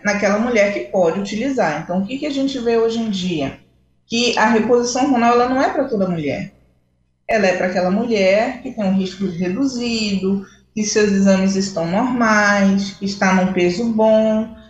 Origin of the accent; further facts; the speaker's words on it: Belém, Pará, Brazil; also born or lived in Rio de Janeiro; e agora eu retornei novamente a Belém, minha cidade natal